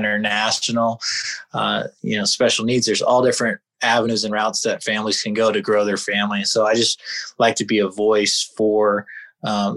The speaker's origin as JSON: {"language": "English", "town": "Houston", "region": "Texas", "country": "United States", "tie": "born or raised there", "moved": "yes", "lives_now": "Salt Lake City, United States", "said": "born and raised in Houston, Texas. Been living in Salt Lake City for 15 years now"}